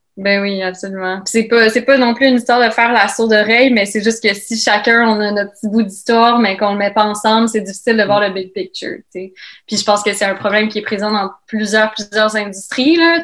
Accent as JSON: {"language": "French", "town": "Laval", "region": "Quebec", "country": "Canada", "tie": "born or raised there", "said": "j'ai grandi à Laval"}